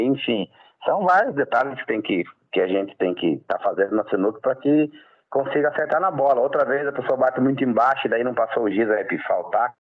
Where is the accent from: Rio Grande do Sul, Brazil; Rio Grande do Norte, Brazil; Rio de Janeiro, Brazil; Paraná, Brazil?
Paraná, Brazil; Roncador; Sou natural de Roncador, interior do Paraná